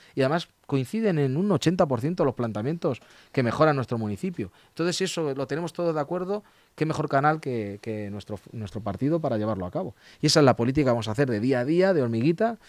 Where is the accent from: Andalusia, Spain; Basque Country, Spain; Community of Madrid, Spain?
Community of Madrid, Spain; Leganés; los vecinos de Leganés somos vecinos de Leganés